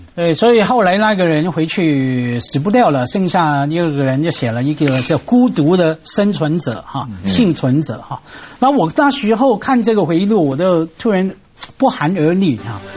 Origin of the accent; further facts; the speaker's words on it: Hong Kong; 我们香港人